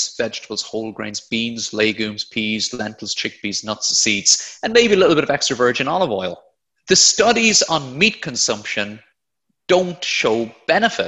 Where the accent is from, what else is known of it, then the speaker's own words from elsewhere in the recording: Blarney, Munster, Ireland; moved away as an adult; now in United Kingdom; I'm from Blarney in County Cork, but moved over to the UK about 10 years ago now